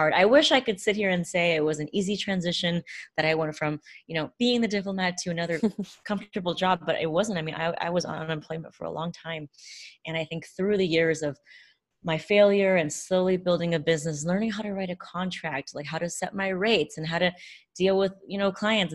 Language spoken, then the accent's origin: English; United States; I grew up in a bicultural household. I'm Chinese American.